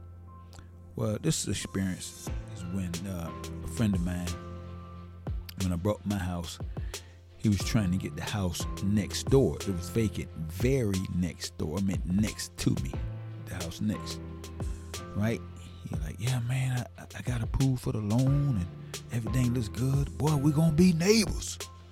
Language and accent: English; Savannah, Georgia, United States; moved away; grew up in Savannah, born and raised in Savannah